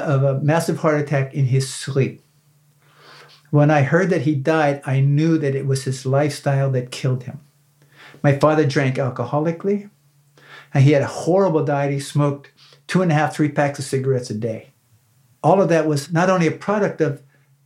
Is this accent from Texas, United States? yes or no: no; Northwest Pennsylvania, United States; I grew up in Northwest Pennsylvania